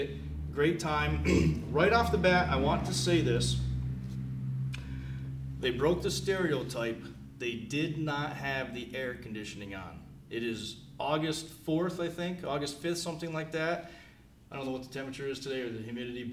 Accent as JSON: {"language": "English", "town": "Tunkhannock", "region": "Pennsylvania", "country": "United States", "tie": "born or raised there", "moved": "yes", "said": "coming to you from Tungkanik, Pennsylvania, my hometown"}